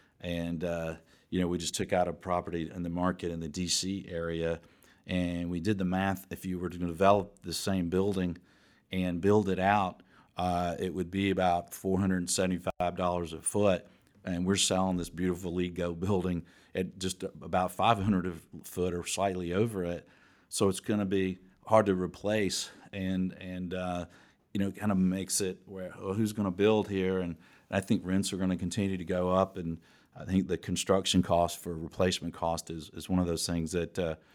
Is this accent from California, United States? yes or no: no; Georgia, United States; I grew up in Morningside, and my first apartment was in Virginia Highlands, and it's right in that Midtown area.